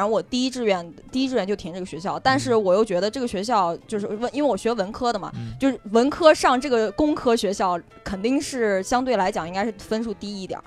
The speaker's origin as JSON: {"language": "Chinese", "region": "Xinjiang", "country": "China", "tie": "born or raised there", "also_born_or_lived": "Daqing, Heilongjiang", "moved": "yes", "lives_now": "Beijing, China", "said": "我小时候是在新疆"}